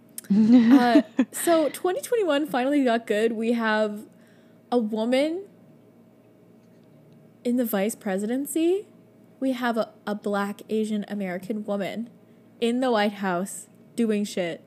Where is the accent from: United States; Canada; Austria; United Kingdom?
Canada; We're so Canadian